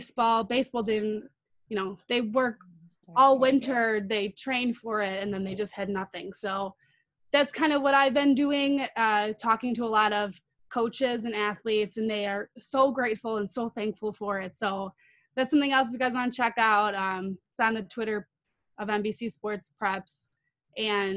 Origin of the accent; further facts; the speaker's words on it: Chicago, Illinois, United States; we are from Chicago